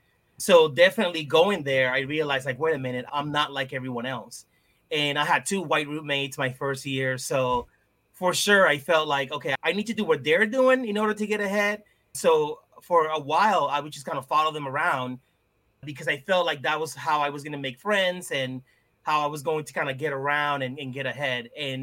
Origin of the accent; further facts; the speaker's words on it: Lawrence, Massachusetts, United States; So yeah, growing up in Lawrence, you would go to a store, a bodega, you would go down the street, you went to the barbershop, even in school, right? Like everyone spoke Spanish.